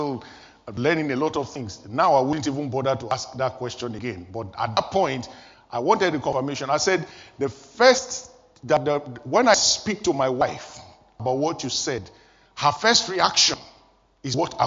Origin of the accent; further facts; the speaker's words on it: Nigeria; moved away as an adult; I was still living in Nigeria, my home country